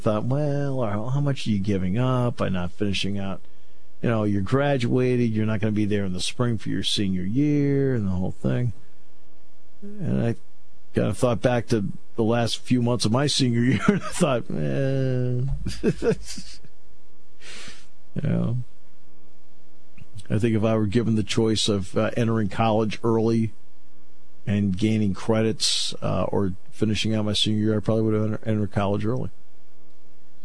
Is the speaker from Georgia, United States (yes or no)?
no; Enfield, Connecticut, United States; I grew up in Enfield, Connecticut. That's where Kevin and I grew up